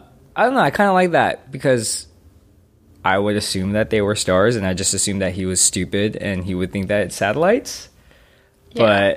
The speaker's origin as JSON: {"language": "English", "country": "United States", "said": "as an American and as a Korean American"}